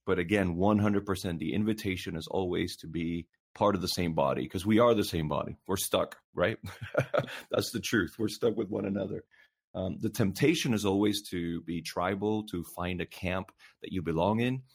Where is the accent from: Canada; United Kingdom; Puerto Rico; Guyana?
Puerto Rico; now in North Carolina, United States; I was born and raised in Puerto Rico